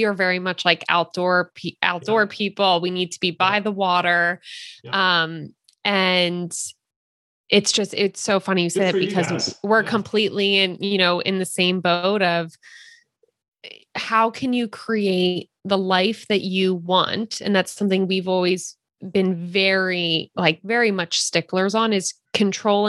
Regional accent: Philadelphia, Pennsylvania, United States; now in Santa Cruz, United States; so we live in Santa Cruz right now, but we're from Philadelphia. We are East Coasters at heart

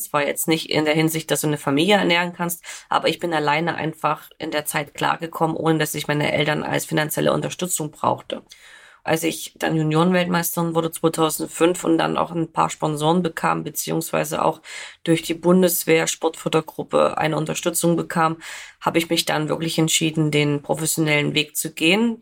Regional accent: Germany; bei uns in Deutschland

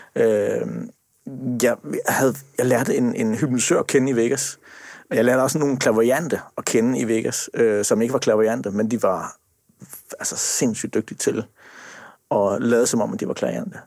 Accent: Sønderborg, Southern Denmark, Denmark; Jeg kommer fra Sønderborg

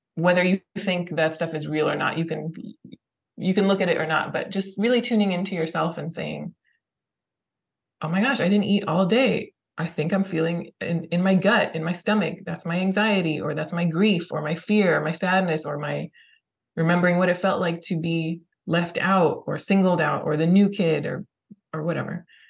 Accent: California, United States; I grew up in California.

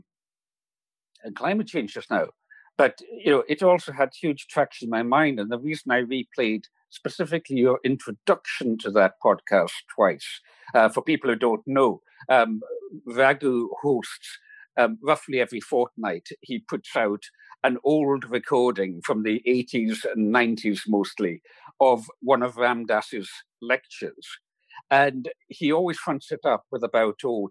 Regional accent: Isle of Lewis, Scottish Outer Hebrides, Scotland, United Kingdom; the island where I was raised in the Scottish Outer Hebrides

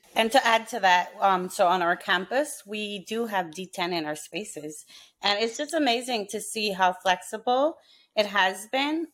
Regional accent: Belize; moved away; I'm from Belize

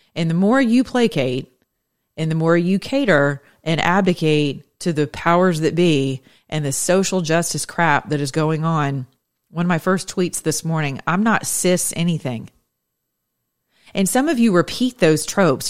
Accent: United States; as American citizens who are Christians in my generation

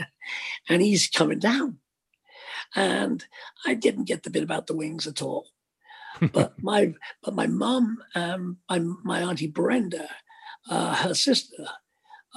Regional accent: Liverpool, North West England, United Kingdom; Speke Airport, which is the local airport in Liverpool, my hometown, my home city.

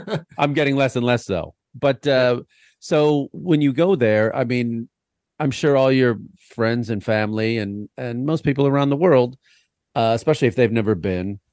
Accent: United States; as an American in Vietnam.

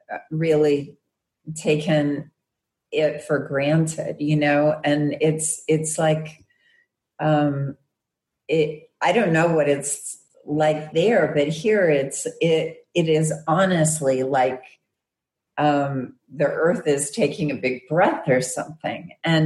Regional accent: Arkansas, United States; I'm from Arkansas, so West Memphis is in Arkansas.

